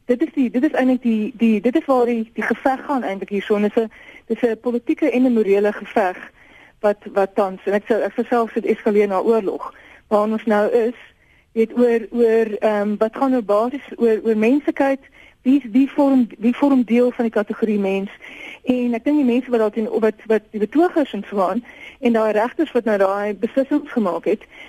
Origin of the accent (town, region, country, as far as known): South Africa